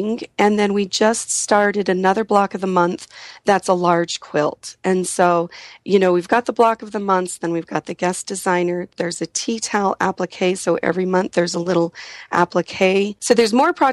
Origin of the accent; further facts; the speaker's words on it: Utah, United States; I'm from Utah